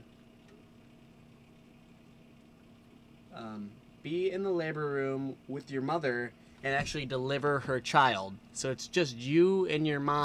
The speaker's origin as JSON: {"language": "English", "country": "United States", "said": "we're both American"}